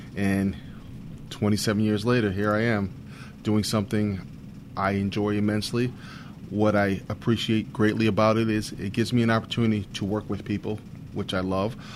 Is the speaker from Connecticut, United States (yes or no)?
yes; Bridgeport, Connecticut, United States; also born or lived in Rhode Island / New London, Connecticut; I was born and raised in Bridgeport, Connecticut, where I attended uh, elementary and high school